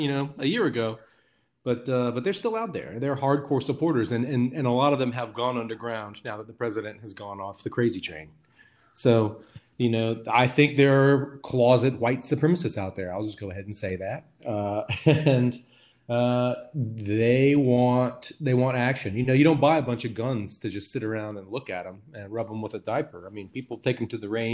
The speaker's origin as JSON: {"language": "English", "region": "Tennessee", "country": "United States", "said": "my home state of Tennessee"}